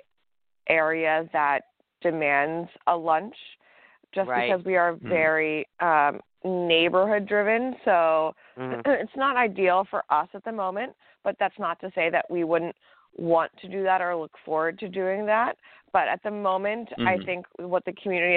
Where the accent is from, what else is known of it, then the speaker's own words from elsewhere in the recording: East Coast, United States; now in Los Angeles, United States; I'm from the East Coast